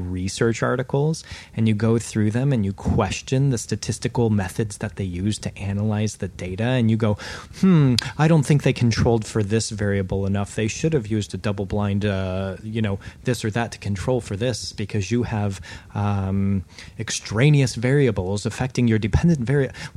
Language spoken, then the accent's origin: English; United States; I'm an American